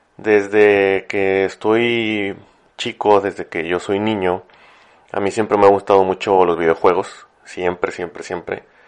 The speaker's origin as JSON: {"language": "Spanish", "town": "Ciudad Victoria", "region": "Tamaulipas", "country": "Mexico", "tie": "born or raised there", "moved": "yes", "lives_now": "Monterrey, Mexico", "said": "yo vivo en Monterrey, pero soy de Ciudad Victoria, en Tamaulipas. Y cuando, cuando cursé allá lo que fue la secundaria y la prepa"}